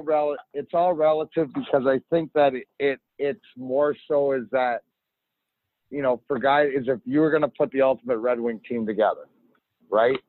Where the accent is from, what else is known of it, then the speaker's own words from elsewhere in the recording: Leamington, Ontario, Canada; I grew up in Leamington, which is give or take 10 minutes for the border